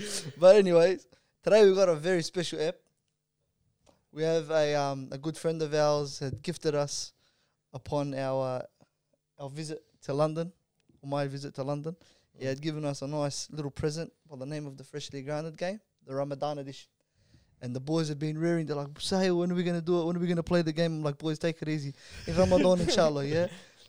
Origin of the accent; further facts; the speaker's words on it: Melbourne, Victoria, Australia; we're from Australia. We're four boys from Melbourne